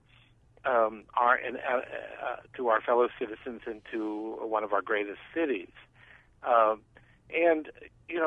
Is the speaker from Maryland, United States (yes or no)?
yes; Maryland, United States; a haunt of my youth growing up in Maryland